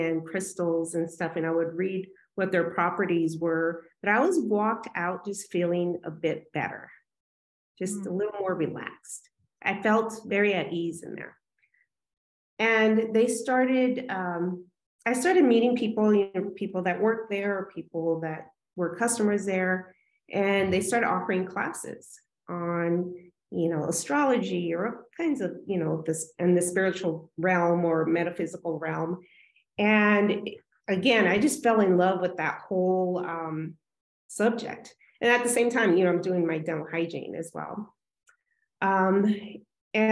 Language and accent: English; Tucson, Arizona, United States; moved away as an adult; also born or lived in California; I'm from Tucson, Arizona originally, and that's where I am back.